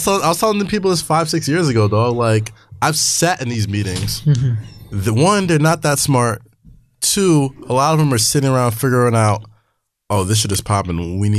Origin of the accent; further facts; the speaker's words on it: New York City, New York, United States; I grew up in Staten Island